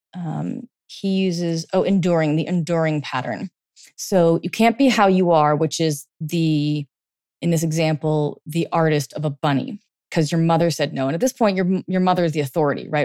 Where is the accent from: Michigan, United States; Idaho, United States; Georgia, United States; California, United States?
California, United States; now in East Coast, United States; I grew up in, like, California in the eighties